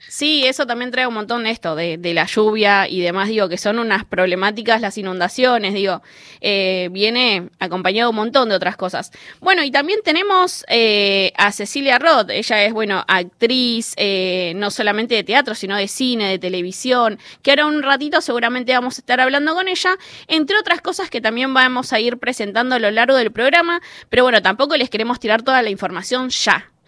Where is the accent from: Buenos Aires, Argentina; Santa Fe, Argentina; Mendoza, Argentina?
Buenos Aires, Argentina; soy vecina de la Villa 31